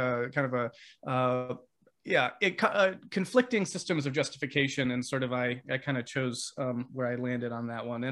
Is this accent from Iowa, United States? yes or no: no; Vermont, United States; I grew up in Vermont